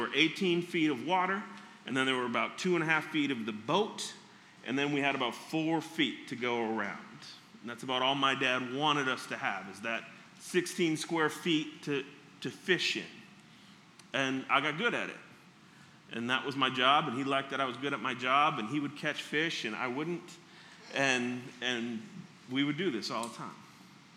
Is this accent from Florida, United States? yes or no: no; Minneapolis, Minnesota, United States; I grew up in Minneapolis